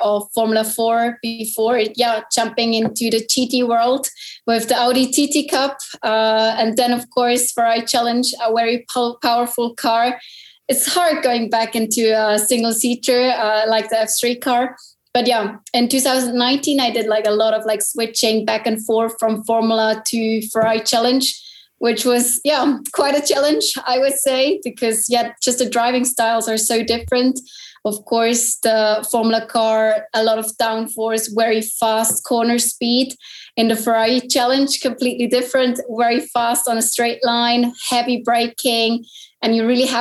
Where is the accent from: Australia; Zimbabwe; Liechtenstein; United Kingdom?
Liechtenstein; I'm from Liechtenstein and I'm a professional race car driver